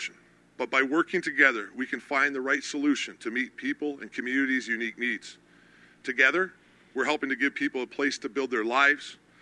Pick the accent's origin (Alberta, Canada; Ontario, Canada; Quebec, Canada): Alberta, Canada; Sundre; here in my hometown